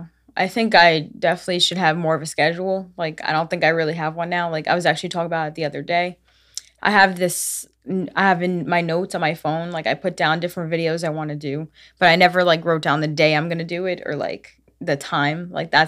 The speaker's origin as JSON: {"language": "English", "town": "Brooklyn", "region": "New York", "country": "United States", "tie": "born or raised there", "said": "Yes, Brooklyn, actually."}